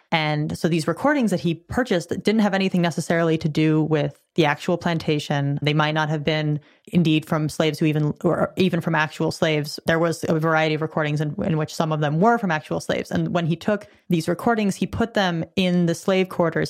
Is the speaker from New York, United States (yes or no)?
no; California, United States; I'm a Californian